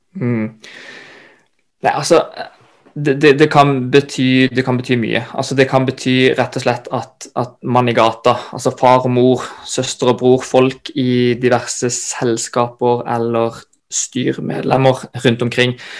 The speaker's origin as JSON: {"language": "Norwegian", "town": "Kristiansand", "region": "Agder", "country": "Norway", "tie": "born or raised there", "moved": "as an adult", "lives_now": "Oslo, Norway", "said": "født og oppvokst i Kristiansand"}